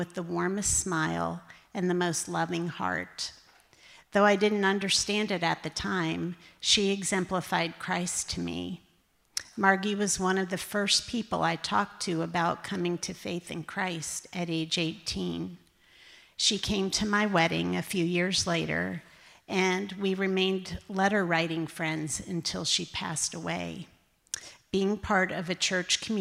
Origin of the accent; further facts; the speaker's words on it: Clarks Summit, Pennsylvania, United States; moved away; I grew up in Clark Summit, Pennsylvania, a little town about 20 minutes outside of Scranton